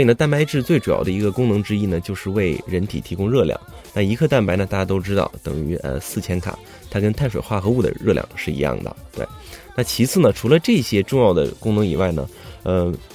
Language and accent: Chinese; China; 以我们中国人自己的生活习惯而言